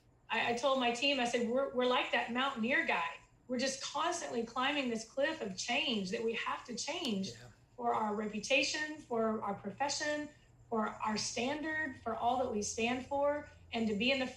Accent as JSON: {"language": "English", "region": "Texas", "country": "United States", "said": "I'm from Texas"}